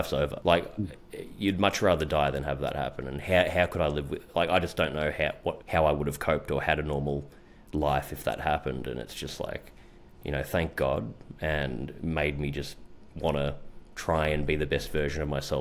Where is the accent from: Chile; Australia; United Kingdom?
Australia; Melbourne, Victoria; I actually became, very well known in where I grew up in Melbourne.